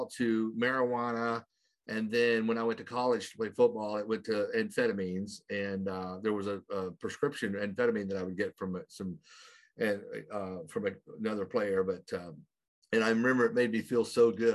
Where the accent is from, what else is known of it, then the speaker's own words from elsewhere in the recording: Oklahoma, United States; I grew up in a very small town in Oklahoma, which is way over here in the United